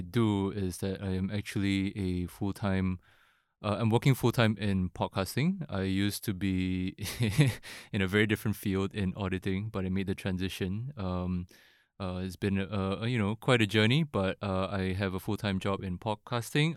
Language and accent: English; Singapore; I was born and raised in Singapore